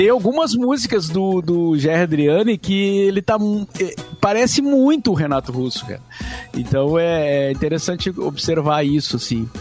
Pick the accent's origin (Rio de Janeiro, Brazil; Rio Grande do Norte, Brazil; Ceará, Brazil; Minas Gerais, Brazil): Minas Gerais, Brazil; Barbacena; quando eu era garoto, né, lá em Barbacena